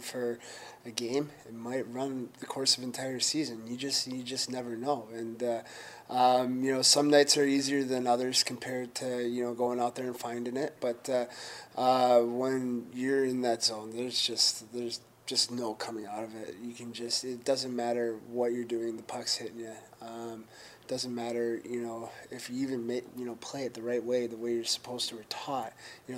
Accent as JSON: {"language": "English", "region": "upstate New York", "country": "United States", "tie": "born or raised there", "moved": "yes", "lives_now": "Detroit, United States"}